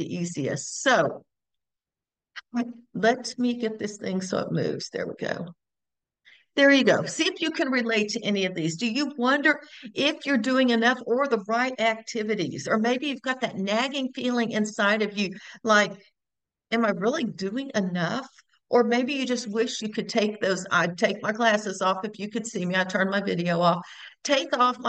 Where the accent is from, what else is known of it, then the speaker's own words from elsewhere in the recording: Houston, Texas, United States; also born or lived in Bryan, Texas; I am born and raised in Texas, born in Houston, now live in Bryan, Texas as well